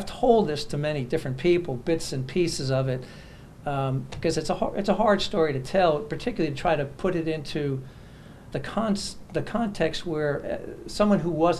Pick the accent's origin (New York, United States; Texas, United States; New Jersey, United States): New York, United States; New York City; New York, originally.